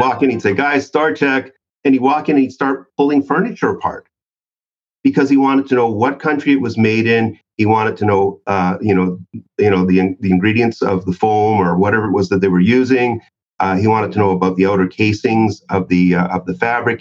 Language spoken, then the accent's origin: English; Canada; I'm from Canada